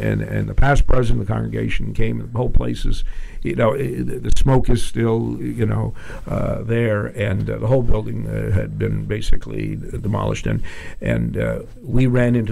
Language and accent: English; Toronto, Ontario, Canada; moved away as an adult; now in Vancouver, Canada; I'm from Toronto